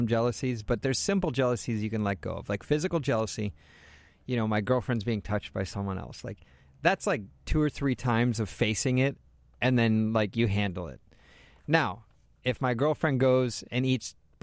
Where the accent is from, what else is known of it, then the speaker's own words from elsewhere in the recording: East Coast, United States; moved away; I'm from the East Coast